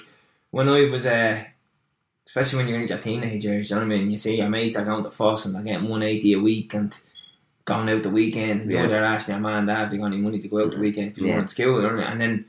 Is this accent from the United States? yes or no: no; Dublin, Leinster, Ireland; So similar to yourself, I grew up in Lord's Flats down there, just outside my dream machine, the Diamond.